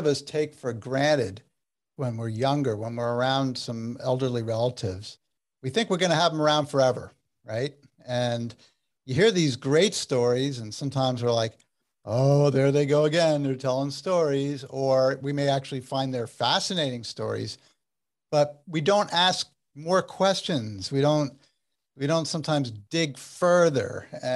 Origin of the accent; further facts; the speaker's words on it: New Jersey, United States; you're a Jersey guy like I am